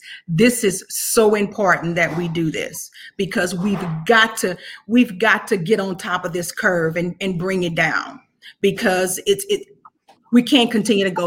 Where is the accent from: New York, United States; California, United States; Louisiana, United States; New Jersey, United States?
Louisiana, United States; Clinton; I'm from Louisiana, born and raised in Clinton, Louisiana